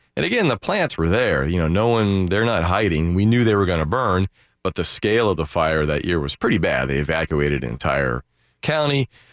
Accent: Daytona Beach, Florida, United States; as a kid growing up in Daytona

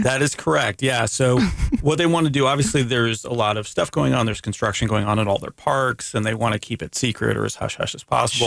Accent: Canada; I'm Canadian

